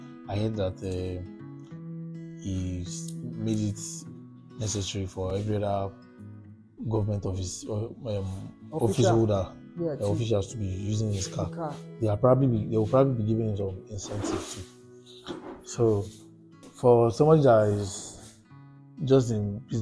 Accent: Lagos, Nigeria; also born or lived in Ogbomosho / Oyo State; I grew up in Lagos, Surulere

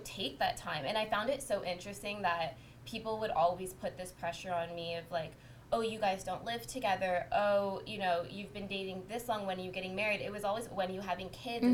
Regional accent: Windsor, Ontario, Canada; moved away as an adult; now in Toronto, Canada; I'm from Windsor

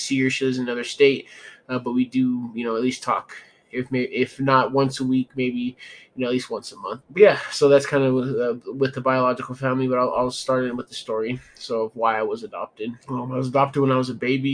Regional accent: Denver, Colorado, United States; I'm from Denver, Colorado

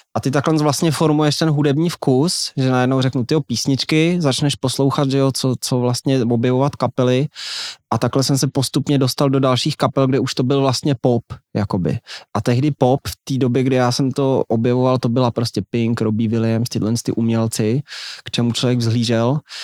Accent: Aš, Karlovy Vary Region, Czechia; já jsem z Aše, to je malinký město

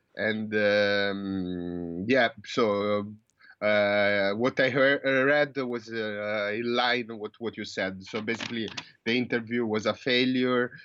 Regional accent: Italy; moved away as an adult; now in New Zealand; I was born in Italy. I grew up in Italy

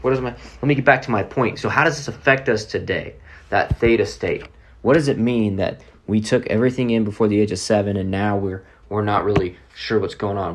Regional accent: Oklahoma City, Oklahoma, United States; I'm from Oklahoma City

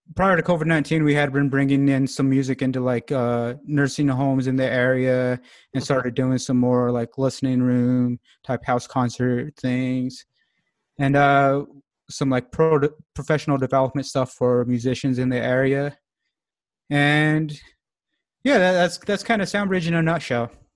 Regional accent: Alamosa, Colorado, United States; moved away as an adult; now in Longmont, United States; growing up in Alamosa, it, it is a small town, about 8,000 people, 9,000 people

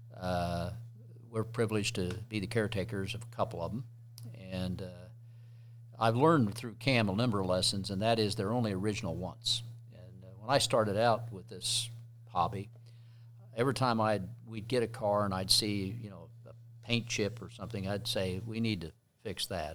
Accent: Midwest, United States; I grew up in the Midwest

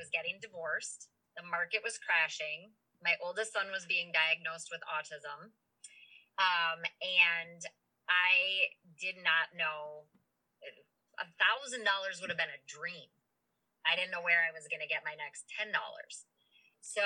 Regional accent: St. Paul, Minnesota, United States; I'm from St. Paul, and many of the people that I know are bar owners and are generational bar owners

